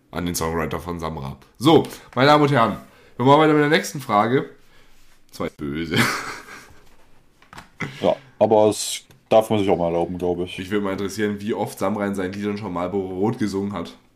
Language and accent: German; Lake Constance, Baden-Württemberg, Germany